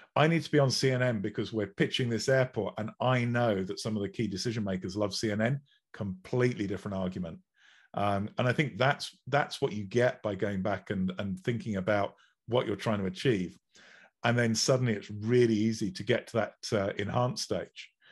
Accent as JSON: {"language": "English", "region": "England", "country": "United Kingdom", "said": "I'm English"}